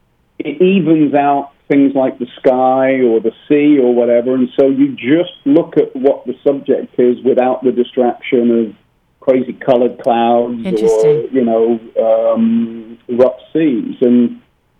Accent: Birmingham, West Midlands, United Kingdom; also born or lived in near Baltimore; now in Baltimore area, United States; I grew up in Birmingham in England, which was the sort of center of the last real industrial revolution.

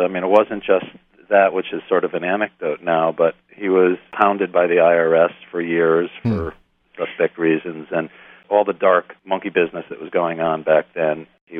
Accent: East Coast, United States; moved away as an adult; now in Los Angeles, United States; No, I grew up on the East Coast, but I've been out here for 30 years

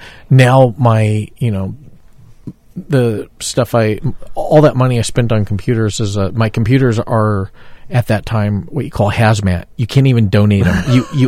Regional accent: Texas, United States; I grew up in Texas

